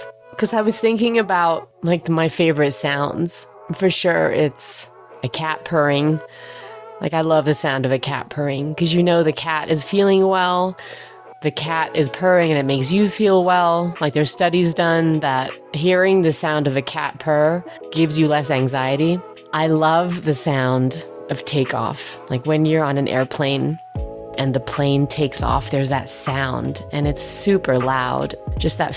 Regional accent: Peacehaven, South East England, United Kingdom; accent: British; also born or lived in Germany / New Mexico / New York; now in Aspen, United States; I grew up in Peacehaven, just outside of Brighton

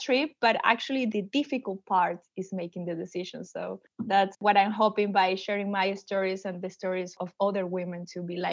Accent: Venezuela; English is a second language; moved away; I'm pretty sure you already heard my accent. I am originally from Venezuela

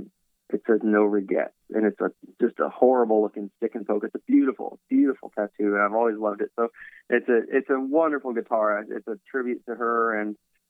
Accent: Virginia, United States; now in Los Angeles, United States; I grew up in Virginia

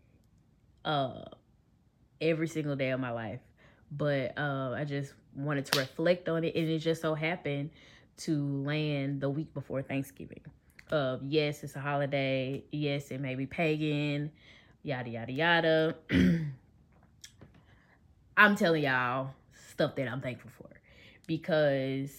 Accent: Memphis, Tennessee, United States; I am from Memphis

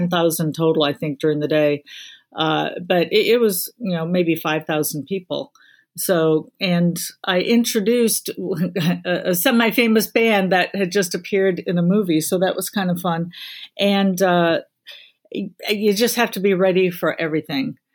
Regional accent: Illinois, United States; now in South Carolina, United States; my home state of Illinois

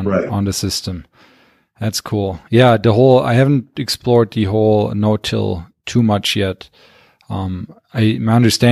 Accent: Germany; also born or lived in Wisconsin; now in Montana, United States; I'm originally from Germany, then moved to Wisconsin, now living in Montana

